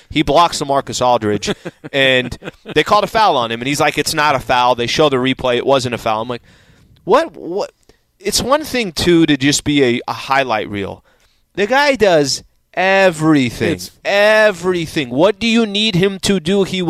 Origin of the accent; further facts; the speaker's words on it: New York City, New York, United States; even though I'm from Brooklyn.